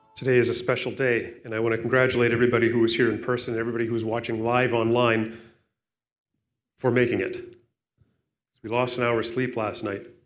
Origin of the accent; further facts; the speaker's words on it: Canada; we're Canadian. And I'm grateful to be a Canadian. It's my citizenship.